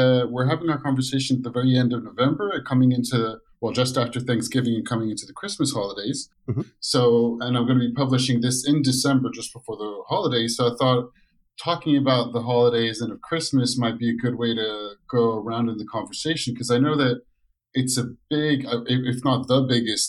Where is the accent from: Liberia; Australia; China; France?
France; moved away as an adult; now in Chicago, United States; I grew up in France